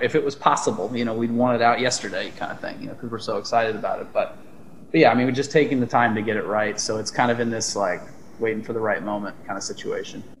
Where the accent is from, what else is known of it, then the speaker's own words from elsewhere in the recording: Texas, United States; moved away as an adult; also born or lived in Austin, Texas; now in Los Angeles, United States; we're all from Austin, originally from different places in Texas